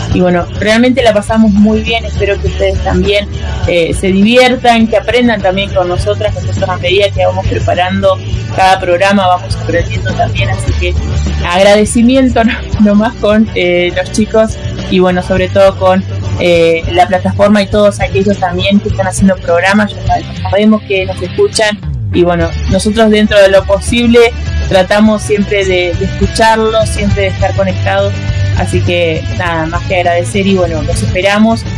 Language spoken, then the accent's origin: Spanish; Argentina